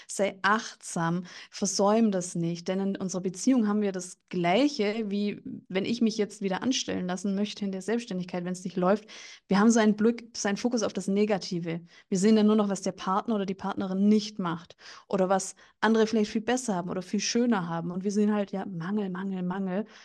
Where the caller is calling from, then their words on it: Bavaria, Germany; bin jetzt aus dem Landkreis München zugeschaltet